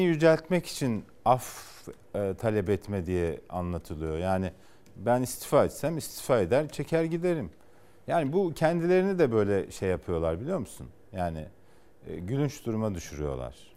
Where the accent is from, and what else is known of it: Kars, Kars Province, Turkey